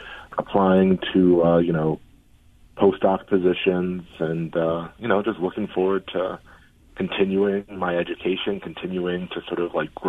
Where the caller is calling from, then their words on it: Cambridge, Massachusetts, United States; Boston. Cambridge, right by MIT.